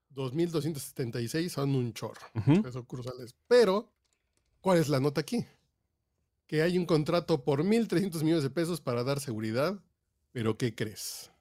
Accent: Mexico; somos mexicanos

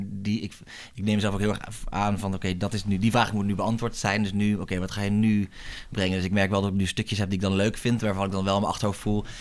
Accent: Groningen, Netherlands; moved away as an adult; also born or lived in France; now in Amsterdam, Netherlands; Ik kom uit Groningen van origine. Daar ben ik sinds opgegroeid

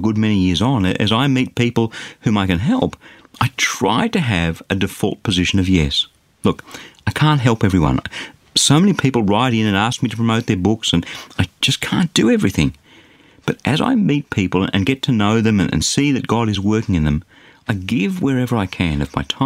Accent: Australia; As an Australian, I'm blessed to be born in a safe and relatively affluent society

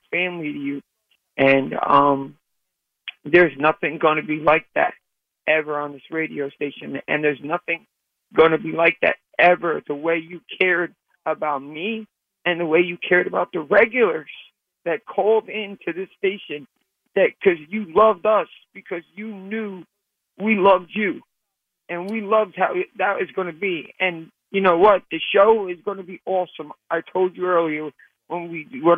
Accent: New York City, New York, United States; I'm from the Bronx, and I'm a white dude

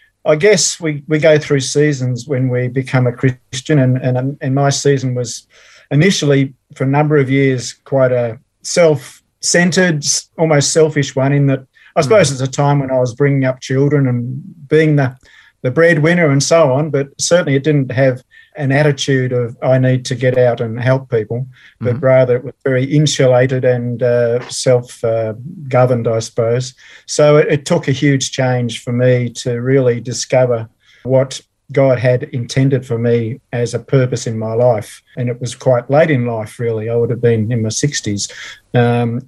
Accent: Melbourne, Victoria, Australia; also born or lived in England; Born and raised in Melbourne. So I've always been a Melbourne person

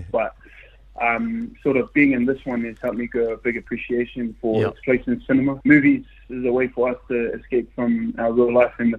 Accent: Wellington, New Zealand; now in Australia; I was born and raised in Wellington, and now I currently live in Australia

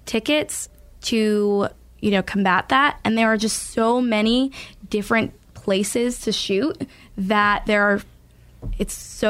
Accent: Florence, Massachusetts, United States; actually my hometown, Florence, Massachusetts.

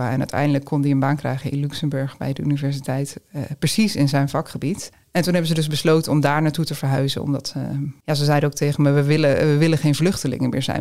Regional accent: Ukraine; now in Netherlands; tegelijkertijd mis ik gewoon heel erg mijn familie en, en ehm, ja, Oekraïne zal altijd mijn, eh, mijn thuisland blijven.

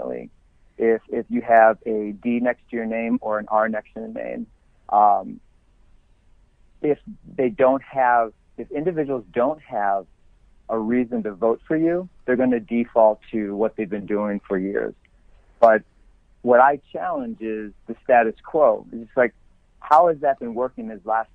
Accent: Elma, New York, United States; born or raised there; moved away as an adult; also born or lived in Kenmore, New York / Florida / California

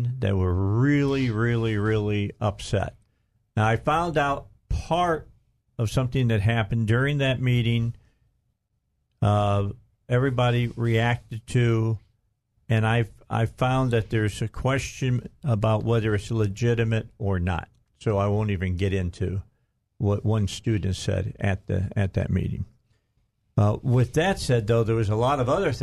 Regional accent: Indiana, United States; moved away as an adult; I grew up in Indiana

